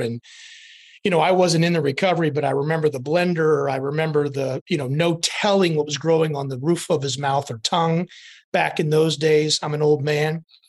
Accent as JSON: {"language": "English", "region": "Iowa", "country": "United States", "tie": "born or raised there", "also_born_or_lived": "New Orleans", "moved": "as an adult", "said": "I grew up in the Midwest. I'm from Iowa. I'm a Hawkeye from Iowa."}